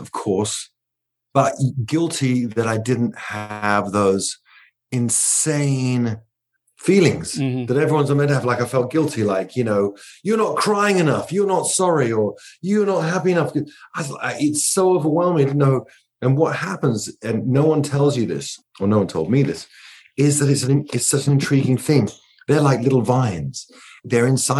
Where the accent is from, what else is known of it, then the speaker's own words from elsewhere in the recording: England, United Kingdom; I'm English